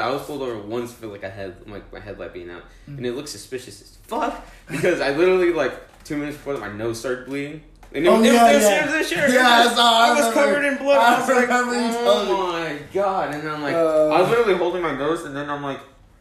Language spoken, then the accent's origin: English; Georgia, United States; you're from Georgia, huh? And I'm like, yeah, I am